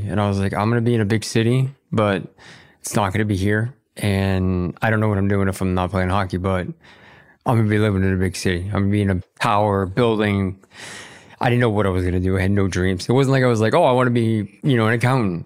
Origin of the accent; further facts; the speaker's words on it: Boston, Massachusetts, United States; we were growing up in Boston